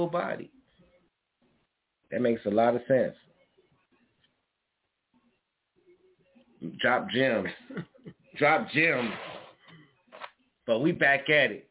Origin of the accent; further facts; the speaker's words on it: Chicago, Illinois, United States; I'm from Chicago